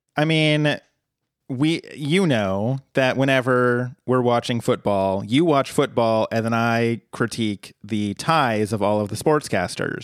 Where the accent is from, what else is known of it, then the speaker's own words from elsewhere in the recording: Colorado, United States; moved away as an adult; I grew up in Colorado and I lived there until I was thirty.